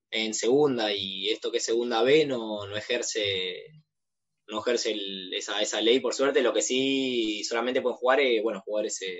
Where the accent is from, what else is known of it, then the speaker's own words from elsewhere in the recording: Buenos Aires, Argentina; también de, los cuatro nuevos, digamos, que vinimos, eh, son todos de Buenos Aires